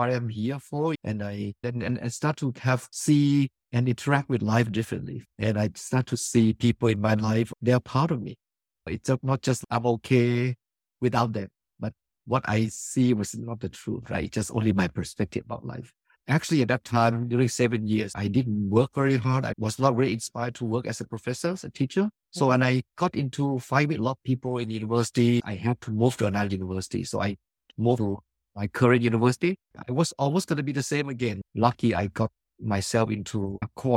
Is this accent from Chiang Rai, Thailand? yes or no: yes; Chiang Rai, Thailand; moved away as an adult; now in United States; I'm from Thailand, actually in the north of Thailand, in Chiang Rai, near Myanmar and Laos border. I was born there. I grew up in a multiracial, multilingual environment